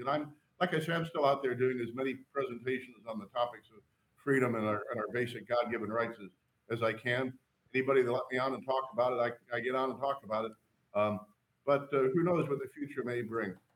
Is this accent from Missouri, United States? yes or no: yes; St. Louis, Missouri, United States; I grew up in Saint Louis